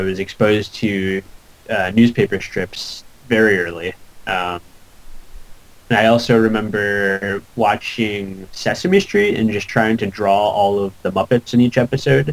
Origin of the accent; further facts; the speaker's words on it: Syracuse, New York, United States; moved away as an adult; also born or lived in Buffalo / Southern California; I grew up in Syracuse, but I went to school in Buffalo